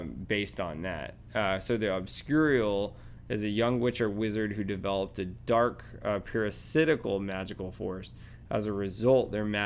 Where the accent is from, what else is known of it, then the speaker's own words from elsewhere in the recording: Georgia, United States; now in Florida, United States; I'm from Georgia originally.